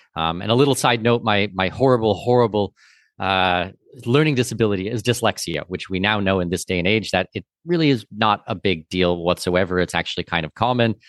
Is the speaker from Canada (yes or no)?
yes; Southwestern Ontario, Canada; I'm from Southwestern Ontario